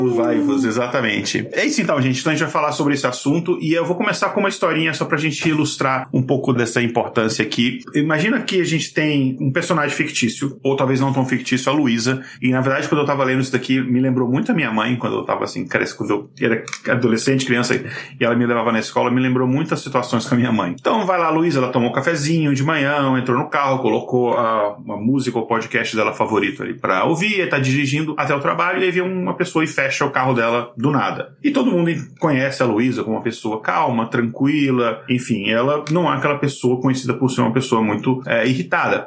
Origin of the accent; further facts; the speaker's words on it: Brasília, Federal District, Brazil; moved away; also born or lived in Boston; eu cresci em Brasília.